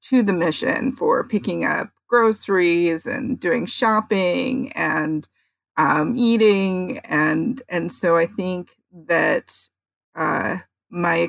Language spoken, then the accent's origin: English; San Francisco, California, United States; also born or lived in Daly City / Los Angeles; I grew up in San Francisco. I went to elementary school and high school in San Francisco